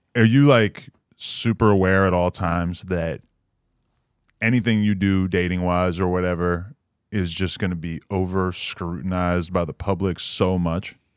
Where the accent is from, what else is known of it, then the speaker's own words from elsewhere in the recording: New Hampshire, United States; moved away; also born or lived in New York City; I'm from the, the most irrelevant state, New Hampshire.